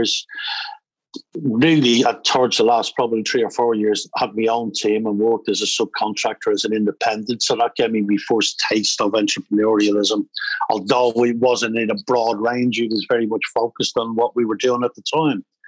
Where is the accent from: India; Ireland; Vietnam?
Ireland; Dublin, Leinster; moved away as an adult; also born or lived in Canada; I grew up in Dublin, left school at 15